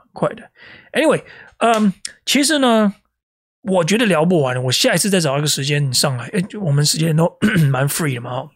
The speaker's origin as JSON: {"language": "Chinese", "region": "Taipei", "country": "Taiwan", "tie": "born or raised there", "moved": "yes", "lives_now": "Melbourne, Australia", "said": "我每天都在想这个， 这个， 这个台北市这个街道的粪水的味道"}